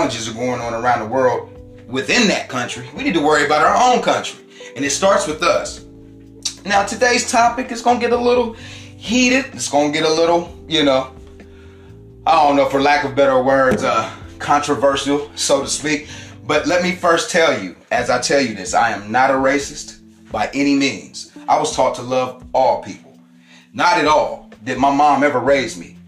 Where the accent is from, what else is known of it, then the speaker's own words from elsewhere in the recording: Columbus, Ohio, United States; I was born in Columbus, Ohio